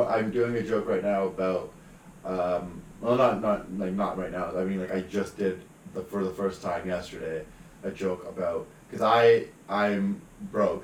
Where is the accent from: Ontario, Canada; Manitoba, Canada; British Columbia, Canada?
British Columbia, Canada; Surrey; I grew up in Surrey City